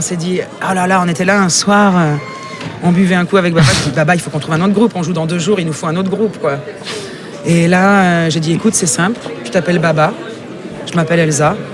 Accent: Russia; moved away; je suis russe.

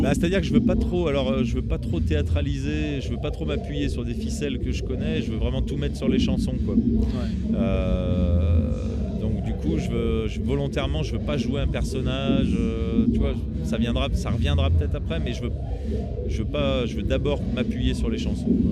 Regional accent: Roanne region, Auvergne-Rhône-Alpes, France; je suis originaire de la région de Roanne

